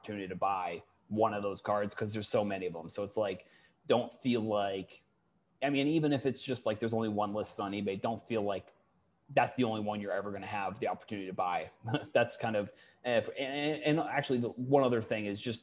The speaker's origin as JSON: {"language": "English", "town": "Falmouth", "region": "Massachusetts", "country": "United States", "tie": "born or raised there", "said": "I'm originally from Falmouth"}